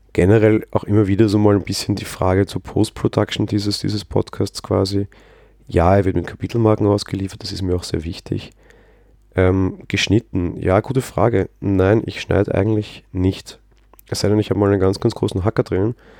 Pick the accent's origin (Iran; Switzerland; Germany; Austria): Austria; Vienna; Als Wiener